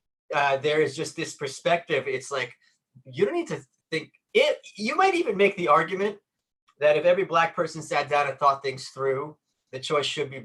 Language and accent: English; Brooklyn, New York, United States; I'm from Brooklyn. I've lived here all my life